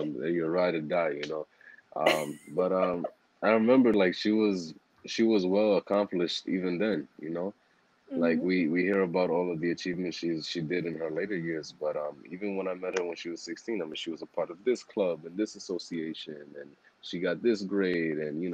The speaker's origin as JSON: {"language": "English", "town": "New York City", "region": "New York", "country": "United States", "tie": "born or raised there", "said": "I grew up in Harlem"}